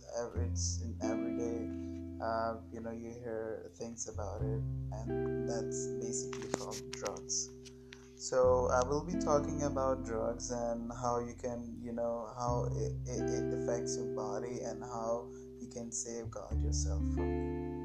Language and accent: English; Pakistan; I'm from Pakistan